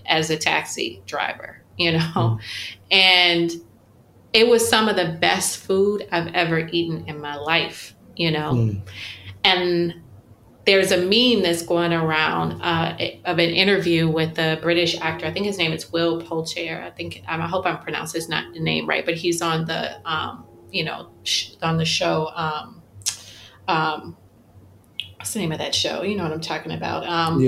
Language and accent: English; Chicago, Illinois, United States; I grew up in Chicago